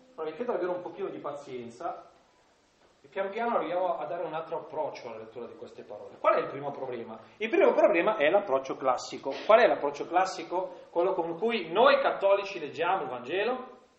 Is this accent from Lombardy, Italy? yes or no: yes; Milan area, Lombardy, Italy; accent: Milanese; dalle mie parti si dice, guarda Gesù, ve lo dico in, in dialetto, che avest, in dialetto milanese